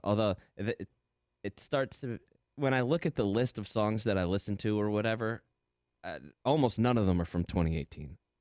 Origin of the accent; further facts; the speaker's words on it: New Jersey, United States; I'm from Jersey